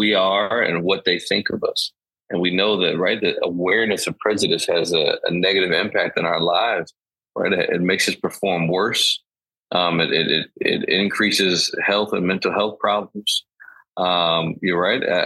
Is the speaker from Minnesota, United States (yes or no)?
no; Chicago, Illinois, United States; moved away as an adult; also born or lived in Boston; now in New York, United States; I'm born and raised in Chicago